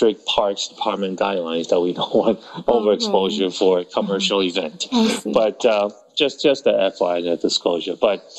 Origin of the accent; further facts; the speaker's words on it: Taiwan; born there; Yeah, I was born in Taiwan.